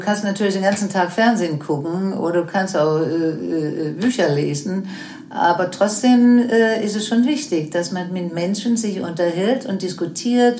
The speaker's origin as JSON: {"language": "German", "country": "Denmark", "tie": "born or raised there", "also_born_or_lived": "United States / Germany", "second_language": "German", "moved": "as an adult", "said": "ich dann zurückkam in meine Heimat Dänemark"}